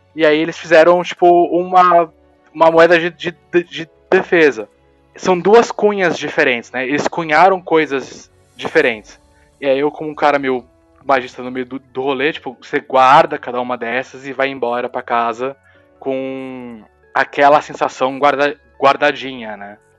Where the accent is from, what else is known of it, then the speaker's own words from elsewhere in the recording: Brazil; Sou brasileiro